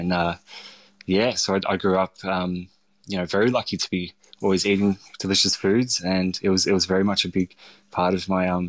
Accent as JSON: {"language": "English", "town": "St Kilda", "region": "Victoria", "country": "Australia", "tie": "born or raised there", "said": "had these sort of memories of growing up in St Kilda and going to the Stoke House and eating dad's food."}